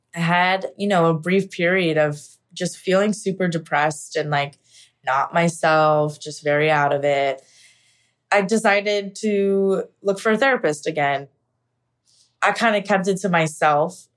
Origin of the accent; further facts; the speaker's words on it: Pennsylvania, United States; moved away as an adult; now in New York City, United States; I am originally from Pennsylvania. I moved to New York City about ten years ago.